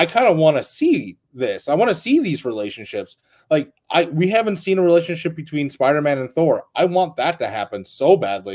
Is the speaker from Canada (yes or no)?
yes; Canada; as a Canadian